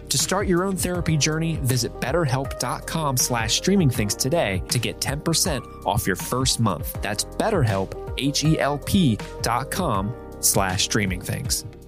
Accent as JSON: {"language": "English", "region": "Ohio", "country": "United States", "tie": "born or raised there", "moved": "as an adult", "lives_now": "Kentucky, United States", "said": "I grew up in Ohio. I now live in Kentucky, but basically still live in Ohio"}